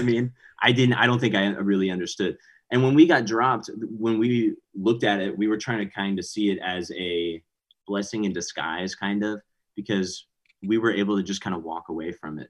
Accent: Montgomery, Texas, United States; also born or lived in Houston, Texas; now in Austin, United States; I'm from Houston. So I live in Austin right now, but Houston is where we really like grew up

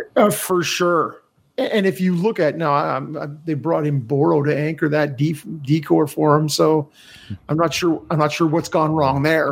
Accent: Canada; as a Canadian

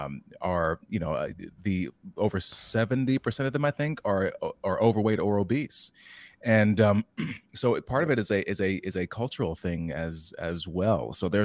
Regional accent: Newport News, Virginia, United States; even my hometown, Newport News

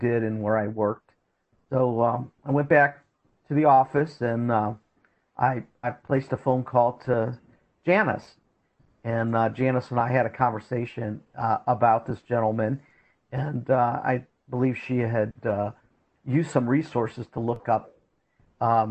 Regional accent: Canton, Ohio, United States; I'm originally from Canton, Ohio

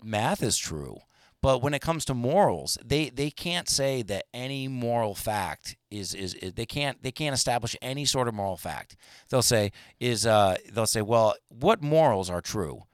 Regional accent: United States; as an American

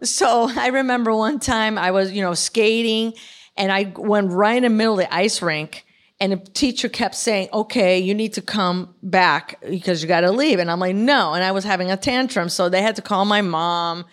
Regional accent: Chicago, Illinois, United States; now in California, United States; born and raised in Chicago.

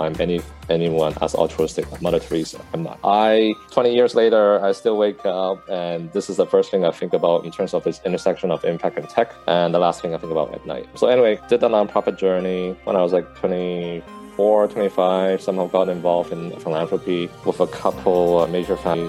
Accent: Vancouver, British Columbia, Canada; I grew up in Vancouver, Canada

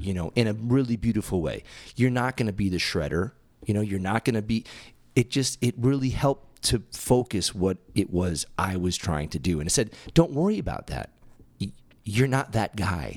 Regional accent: Massachusetts, United States; now in Tempe, United States; growing up in Massachusetts and moving out

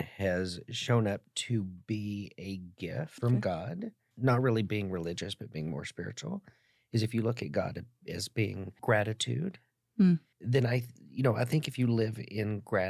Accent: the South, United States; also born or lived in Dallas, Texas; I grew up in the South.

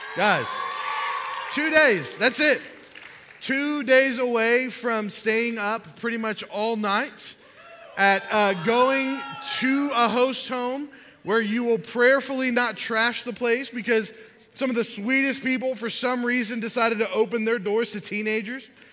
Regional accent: Miami, Florida, United States; I grew up in Miami

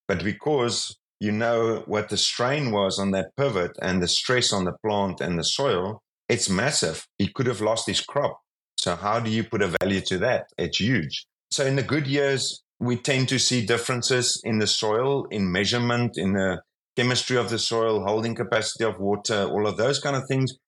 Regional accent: South Africa; I'm from South Africa

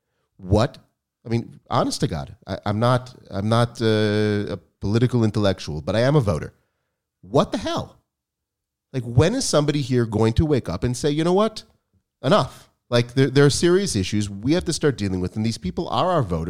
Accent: United States; It seems, and Dan and I grew up in the United States

